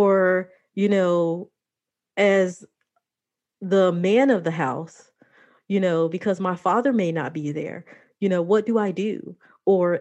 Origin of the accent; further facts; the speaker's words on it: Chicago, Illinois, United States; I grew up in Chicago